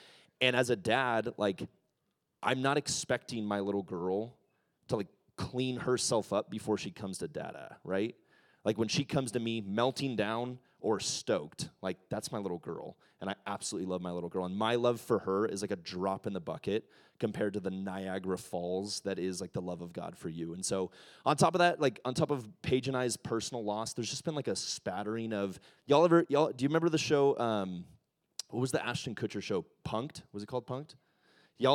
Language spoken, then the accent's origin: English; Ecuador; I'm a missionary kid. I grew up in Ecuador. I'm a pastor's kid.